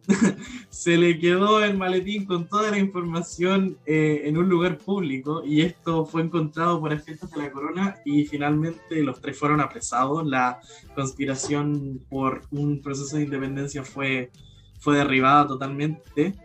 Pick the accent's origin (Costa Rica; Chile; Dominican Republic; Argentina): Chile; soy de Chile